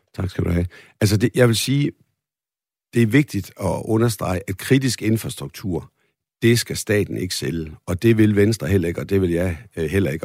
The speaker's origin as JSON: {"language": "Danish", "town": "Holstebro", "region": "Central Denmark Region", "country": "Denmark", "tie": "born or raised there", "said": "Det ligger i Holstebro, min gamle hjemby"}